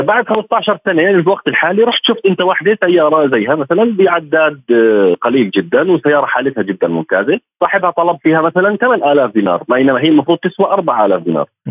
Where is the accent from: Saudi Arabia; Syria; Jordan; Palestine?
Jordan; عندنا بالاردن